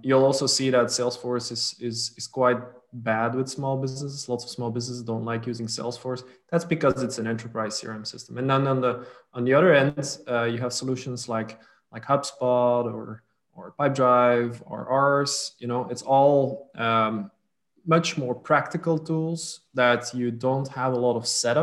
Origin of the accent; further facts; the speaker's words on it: Flanders, Belgium; first language Dutch; English is a second language; also born or lived in French-speaking part of Belgium / Milan, Italy; my mother tongue is Dutch. Because I live in the north of Belgium, the Dutch-speaking part, next to the Netherlands as well. I grew up in the French-speaking part for a few years